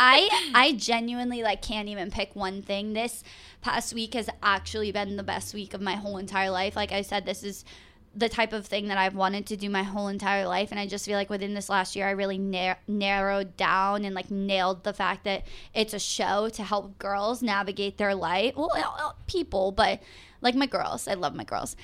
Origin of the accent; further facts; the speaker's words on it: Massachusetts, United States; I am From Massachusetts, I went to Boston University with Gretchen